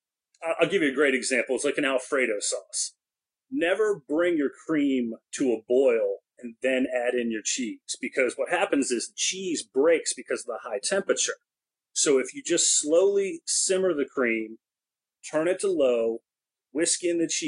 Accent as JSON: {"language": "English", "region": "Maryland", "country": "United States", "said": "I'm an East Coast guy, I'm from Maryland"}